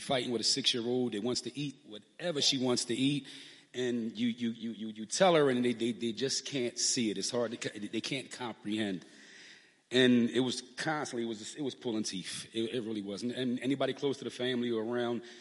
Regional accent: Philadelphia, Pennsylvania, United States; we're from South Philly

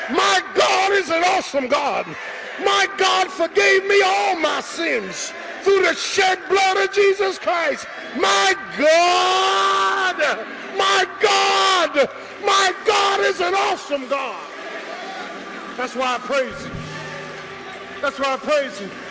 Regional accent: Philadelphia, Pennsylvania, United States; I'm from Philadelphia.

